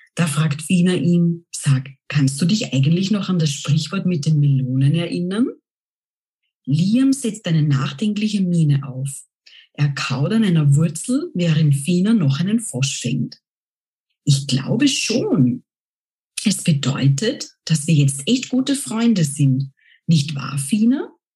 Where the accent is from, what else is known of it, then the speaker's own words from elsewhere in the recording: Austria; first language German; ich stamme aus Österreich